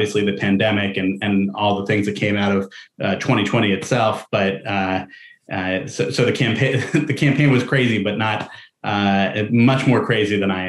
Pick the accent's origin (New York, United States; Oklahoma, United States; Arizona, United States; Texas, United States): New York, United States; New York City; moved away as an adult; also born or lived in Chicago / Washington; I grew up in New York City, in Manhattan